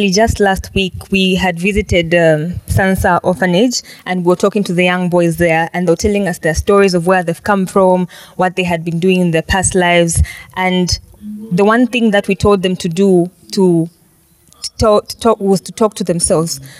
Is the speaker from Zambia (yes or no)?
yes; Zambia; from Zambia, and I'm a medical student.